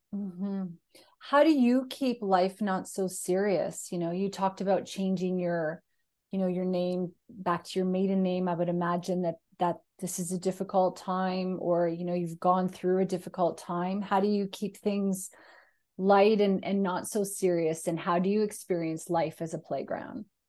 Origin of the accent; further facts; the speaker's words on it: Canada; also born or lived in Scotland; I'm Canadian, I lived in Scotland.